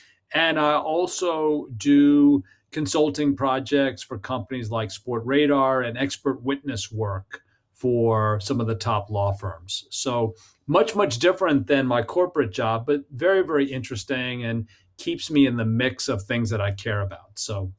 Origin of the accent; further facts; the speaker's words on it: New York City, New York, United States; I grew up and live in New York City.